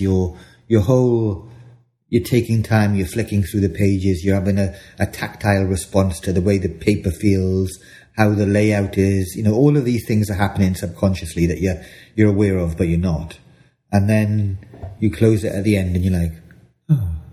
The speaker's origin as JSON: {"language": "English", "area": "the Valleys", "region": "Wales", "country": "United Kingdom", "tie": "born or raised there", "said": "as a Welsh boy growing up in the valleys"}